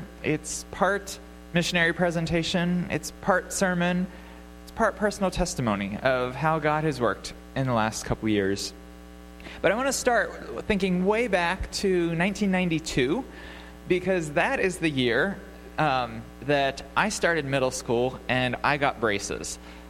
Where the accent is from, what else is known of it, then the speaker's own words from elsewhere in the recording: York, Pennsylvania, United States; moved away as an adult; now in Romania; my pastor growing up in York.